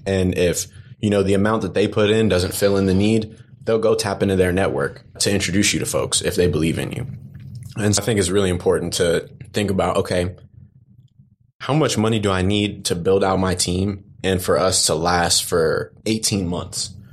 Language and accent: English; Dallas, Texas, United States; moved away; also born or lived in Atlanta; I grew up in Dallas